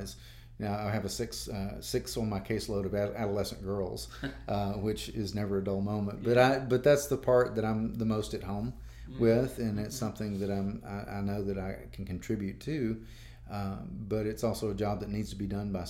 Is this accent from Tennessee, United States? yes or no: yes; Henderson, Tennessee, United States; also born or lived in Memphis, Tennessee / Jackson, Tennessee; I grew up in Henderson